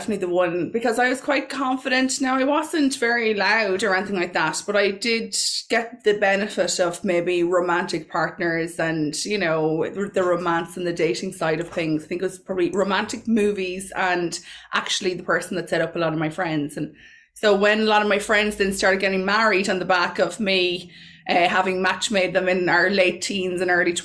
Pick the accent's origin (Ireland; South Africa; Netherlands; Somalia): Ireland; Mullingar, Westmeath; So I'm from Mullingar. I grew up in Mullingar.